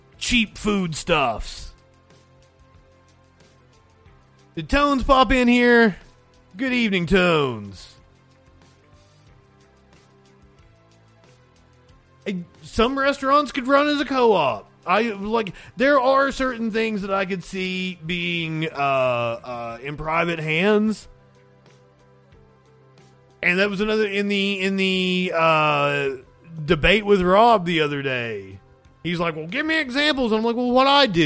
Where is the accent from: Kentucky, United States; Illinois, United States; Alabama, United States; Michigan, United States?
Kentucky, United States; Eastern; I am from Eastern Kentucky. I'm from the coal fields of Eastern Kentucky.